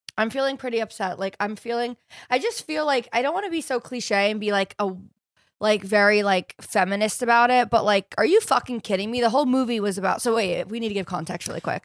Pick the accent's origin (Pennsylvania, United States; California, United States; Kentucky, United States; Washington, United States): California, United States; I'm a from California